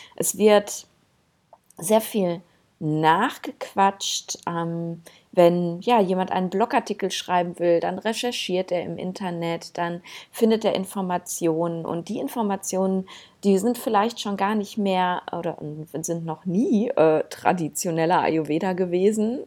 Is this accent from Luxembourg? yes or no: no; Germany; bei uns in Deutschland